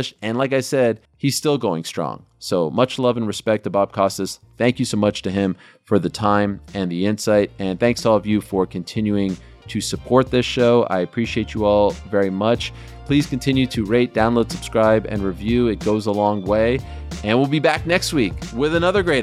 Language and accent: English; Montreal, Quebec, Canada; also born or lived in Syracuse; growing up in Montreal